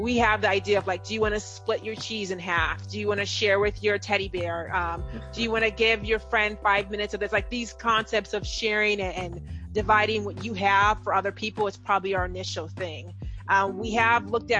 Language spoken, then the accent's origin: English; Nigeria; I'm Nigerian